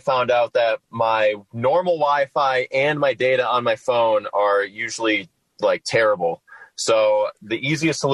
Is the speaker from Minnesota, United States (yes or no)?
yes; Minnesota, United States; moved away; I'm from Minnesota originally